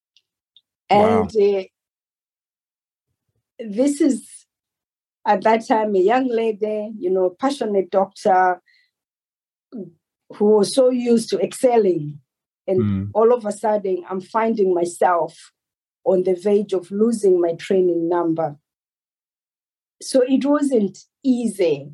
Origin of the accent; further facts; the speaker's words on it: Malawi; moved away as an adult; also born or lived in Cape Town, South Africa; now in Surrey, United Kingdom; Originally, I'm from Malawi